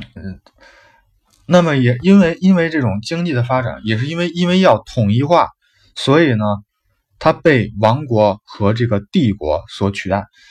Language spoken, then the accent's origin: Chinese; China; 就是我们的中国